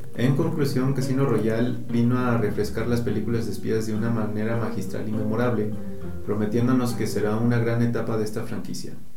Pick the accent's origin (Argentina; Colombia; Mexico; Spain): Mexico; como mexicano